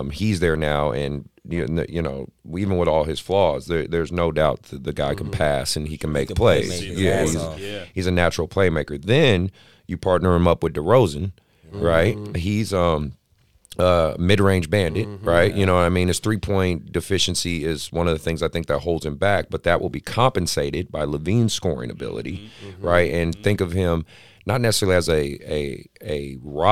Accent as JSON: {"language": "English", "town": "Oakland", "region": "California", "country": "United States", "tie": "born or raised there", "said": "I'm born and raised in Oakland."}